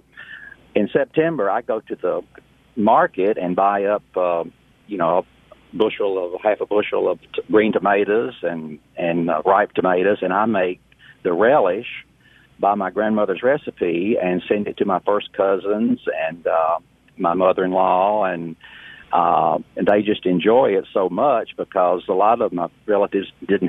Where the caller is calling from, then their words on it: South Haven, Michigan, United States; Hello. Yes, I'm from South Haven.